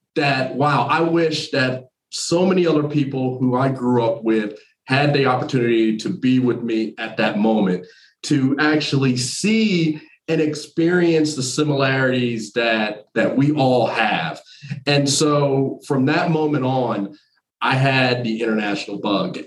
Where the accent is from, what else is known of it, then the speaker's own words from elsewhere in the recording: New Jersey, United States; moved away as an adult; also born or lived in North Carolina; I'm originally from New Jersey, but I did my undergrad and my grad work in North Carolina